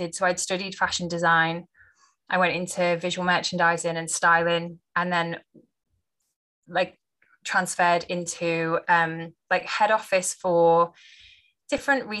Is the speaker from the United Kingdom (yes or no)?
yes; just outside Liverpool, North West England, United Kingdom; I grew up just on the outside of Liverpool